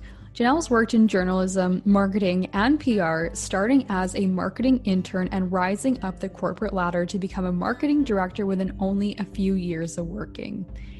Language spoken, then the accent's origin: English; Vancouver, British Columbia, Canada; I'm from Vancouver, BC